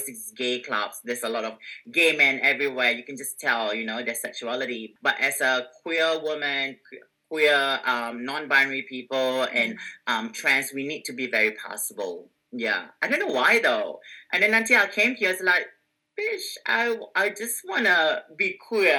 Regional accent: Singapore; moved away as an adult; now in Australia; I come from Singapore

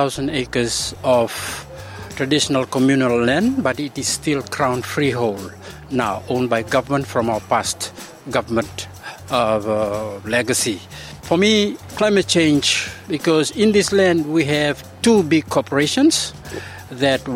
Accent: Fiji; I am from the Fiji Islands

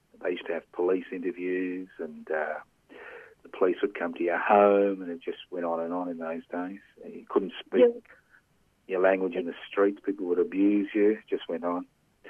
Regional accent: Queensland, Australia; I was born in Queensland, so I know that place.

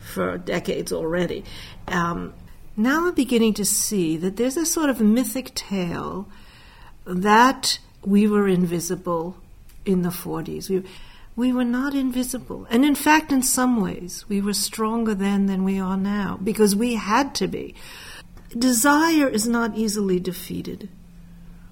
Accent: New York City, New York, United States; I was born in the Bronx in 1940, Jewish working-class mother

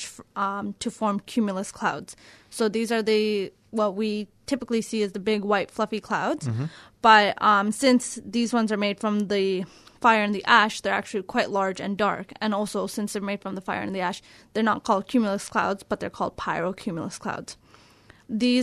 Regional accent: Canada; now in Australia; I'm a Canadian

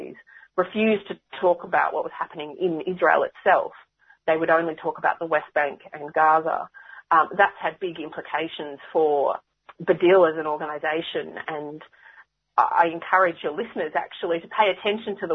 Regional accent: Australia; also born or lived in Bethlehem, Palestine; now in Melbourne, Australia; I am Australian by birth.

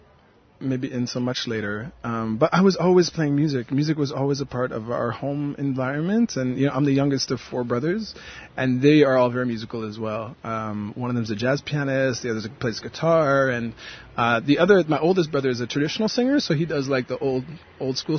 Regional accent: New Brunswick, Canada; now in Montreal, Canada; the place that I come from is known by some people as New Brunswick in Canada

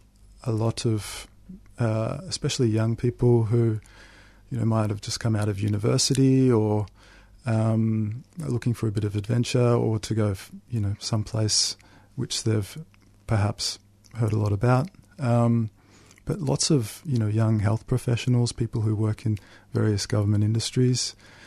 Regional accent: Melbourne, Victoria, Australia; I was born in the middle of the 80s here in Melbourne, and I grew up in Tullamarine and in the northern suburbs of Melbourne.

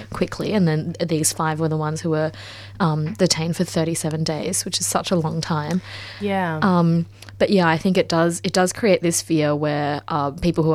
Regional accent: China; I was born in China in the 80s, so my grandmother and mother, you know, grew up in earlier generations

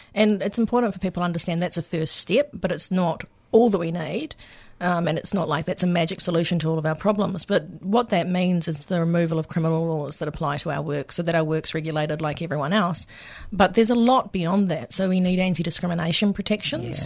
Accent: New Zealand; moved away as an adult; now in Victoria, Australia; coming from, um, from New Zealand, for people that can't pick my accent

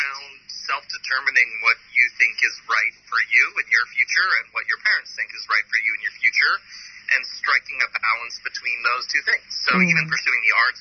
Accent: Canada; I grew up in Canada

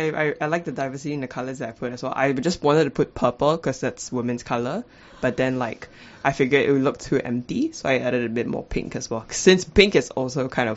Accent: Malaysia; moved away; my home country, Malaysia.

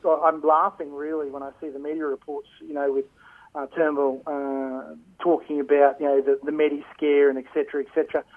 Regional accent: Queensland, Australia; as a Queenslander

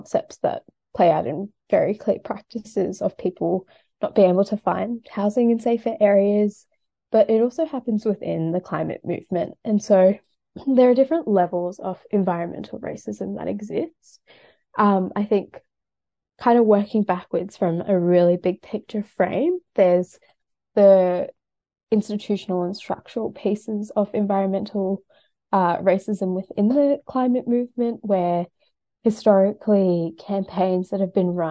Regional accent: Sydney, New South Wales, Australia; I grew up in Western Sydney

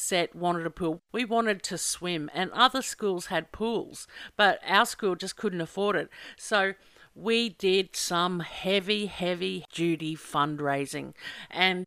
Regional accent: Glenmore, Queensland, Australia; we're from Glenmore High

